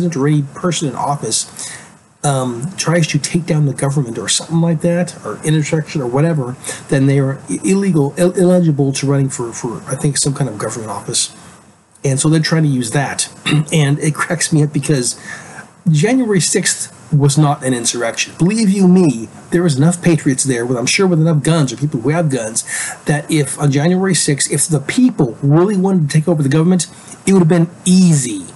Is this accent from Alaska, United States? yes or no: yes; Alaska, United States; moved away; I'm from Alaska originally. I grew up in Alaska.